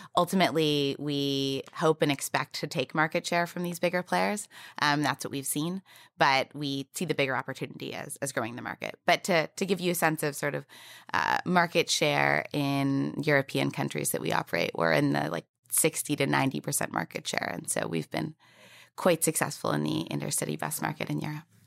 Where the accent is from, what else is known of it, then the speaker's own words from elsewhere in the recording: Canada; moved away as an adult; also born or lived in United States; now in New York City, United States; I'm also Canadian